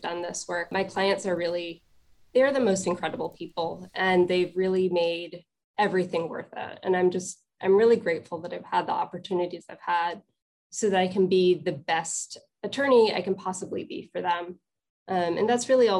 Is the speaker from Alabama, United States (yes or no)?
no; Columbia County, upstate New York, United States; moved away as an adult; also born or lived in Troy, New York; I am from upstate New York. I grew up in Columbia County. I went to high school in Troy